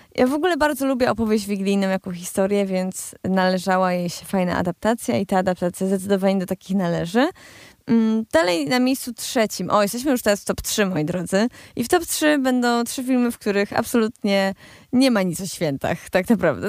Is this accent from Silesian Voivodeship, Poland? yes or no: yes; Cieszyn Silesia, Silesian Voivodeship, Poland; ja jestem ze Śląska, ja, ze Śląska Cieszyńskiego